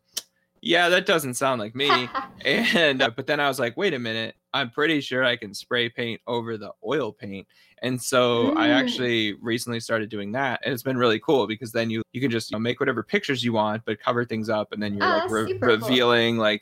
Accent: New England, United States; I grew up in the Northeast. There's just part of me growing up as an Italian in New England

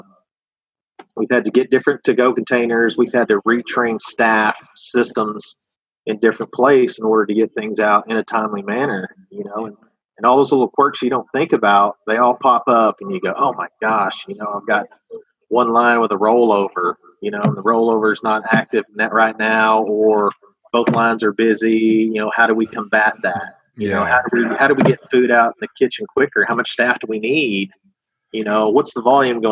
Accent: Eureka Springs, Arkansas, United States; I'm from Eureka Springs

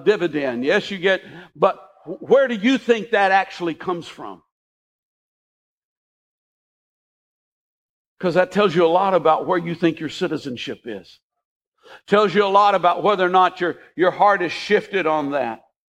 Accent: United States; moved away as an adult; I was a citizen of the United States

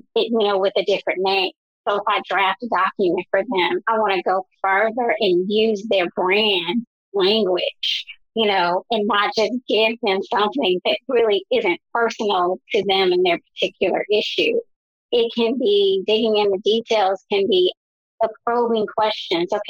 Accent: Chicago, Illinois, United States; I am from Chicago, and my family migrated from North Carolina to Chicago

